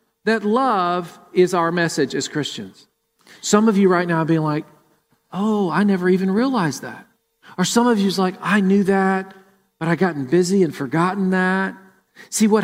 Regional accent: Murfreesboro, Tennessee, United States; now in Columbus, United States; Jennifer and I grew up in Murfreesboro, and we went to World Outreach Church.

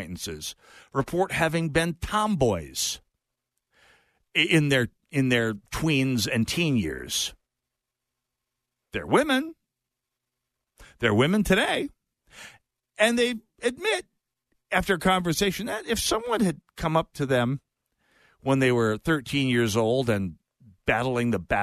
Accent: Jamestown, North Dakota, United States; North Dakota was my hometown of Jamestown

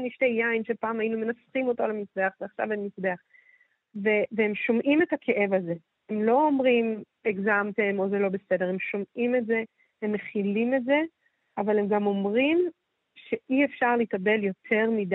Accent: Jerusalem, Jerusalem District, Israel

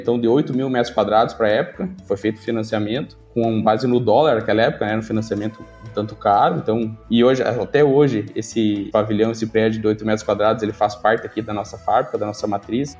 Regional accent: Não-Me-Toque, Rio Grande do Sul, Brazil; also born or lived in Xanxerê, Santa Catarina; sou gaúcho aqui da cidade de Nometoque mesmo, mesma cidade da, da, nossa empresa

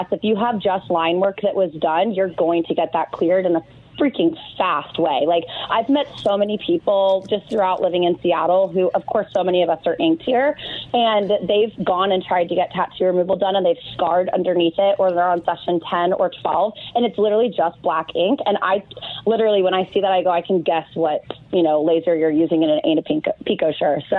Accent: India; moved away; I'm from India.

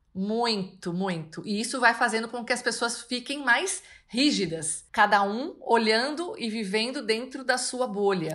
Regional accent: São Paulo, Brazil; eu sou de São Paulo

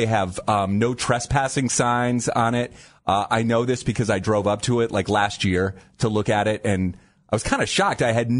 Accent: Dover, Ohio, United States; moved away as an adult; also born or lived in Canton, Ohio / Kent, Ohio; now in Cleveland, United States; So I was born in Canton, but when I was in fourth grade, my family moved to Dover, Ohio.

